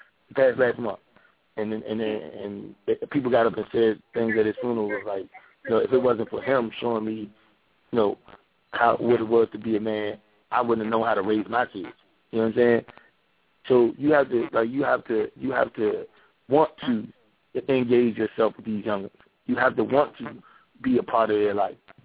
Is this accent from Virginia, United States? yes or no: no; Washington, District of Columbia, United States; I grew up in Southeast D.C.